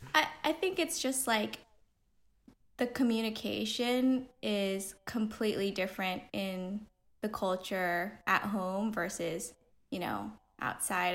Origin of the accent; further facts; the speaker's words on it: Pasadena, California, United States; I grew up in Pasadena